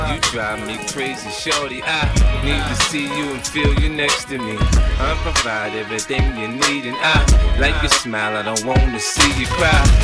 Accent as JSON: {"language": "English", "town": "Chicago", "region": "Illinois", "country": "United States", "said": "I don't fight fair. I'm dirty, dirty. I'm from Southside Chicago."}